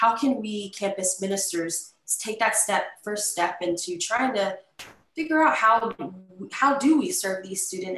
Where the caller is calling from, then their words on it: Pensacola, Florida, United States; so I'm coming from Pensacola, Florida, University of West Florida.